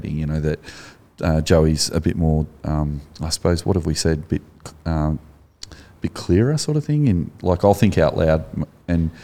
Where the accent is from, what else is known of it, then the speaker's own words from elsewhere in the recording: Australia; you've got an accent as an Australian